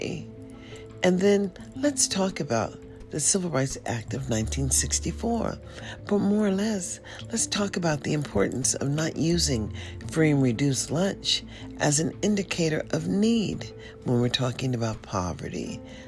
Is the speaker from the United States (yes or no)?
yes; United States; I'm African American